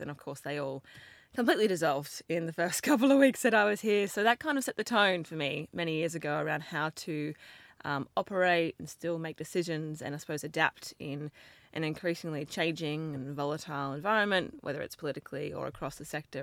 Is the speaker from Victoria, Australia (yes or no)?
no; Brisbane, Queensland, Australia; accent: Australian; moved away as an adult; I grew up in Brisbane.